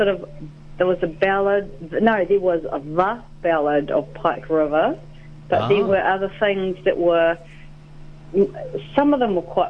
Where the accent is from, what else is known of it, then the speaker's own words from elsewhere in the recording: Invercargill, Southland, New Zealand; also born or lived in Dunedin; growing up in Invercargill.